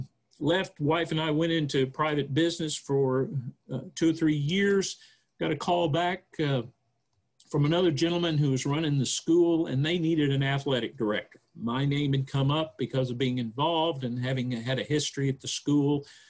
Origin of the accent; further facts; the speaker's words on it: Houston, Texas, United States; born there; also born or lived in Guam / Puerto Rico; I was born in Texas, down in the Houston area, but never lived there, actually. My dad was in the Air Force, so very shortly after my birth, we started moving around all over the place in the U.S. And overseas, Guam, Puerto Rico